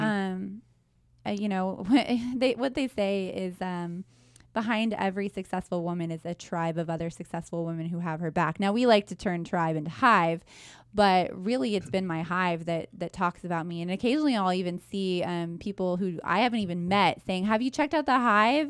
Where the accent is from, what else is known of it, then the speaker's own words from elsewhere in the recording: Wichita, Kansas, United States; I was born and raised in Wichita